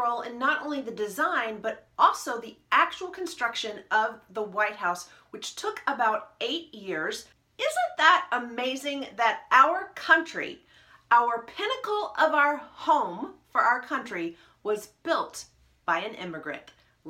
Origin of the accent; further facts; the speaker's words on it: Nashville, Tennessee, United States; also born or lived in Kentucky; And number four, my home state of Kentucky, Louisville, Kentucky. Number five, Buffalo, New York. And coming in at number six, my southern hometown of Nashville, Tennessee.